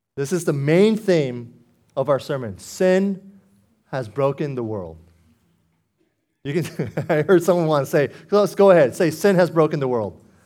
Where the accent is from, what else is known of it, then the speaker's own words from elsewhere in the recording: Foster City, California, United States; I grew up in Foster City practically my whole life, nearly thirty years